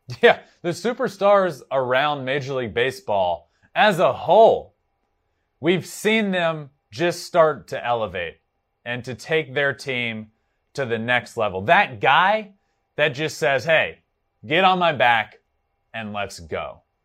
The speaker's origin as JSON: {"language": "English", "town": "Richmond", "region": "Virginia", "country": "United States", "said": "I am from Richmond, Virginia. The triple A team for the Braves was ten minutes from my house."}